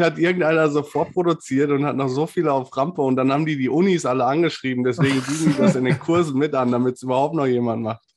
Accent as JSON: {"language": "German", "area": "Ruhr area", "region": "North Rhine-Westphalia", "country": "Germany", "said": "Ich komme halt aus dem Ruhrgebiet"}